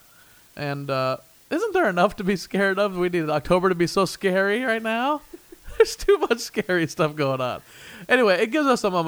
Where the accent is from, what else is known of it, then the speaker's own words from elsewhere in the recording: Midwest, United States; now in Los Angeles, United States; we're both from the Midwest